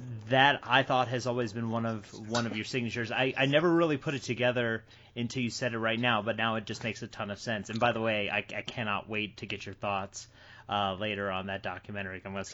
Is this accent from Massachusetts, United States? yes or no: yes; Massachusetts, United States; I grew up in Massachusetts